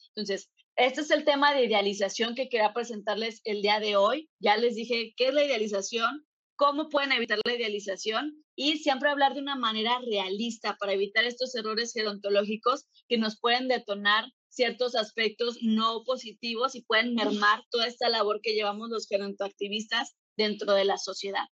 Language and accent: Spanish; Mexico; en México, de donde yo soy